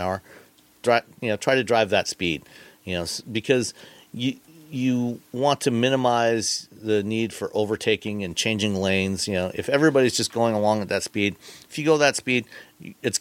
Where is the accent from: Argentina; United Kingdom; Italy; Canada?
Canada; Ontario; now in Michigan, United States; I grew up in Ontario, Canada, where the speed limit was, in fact, 100 kilometers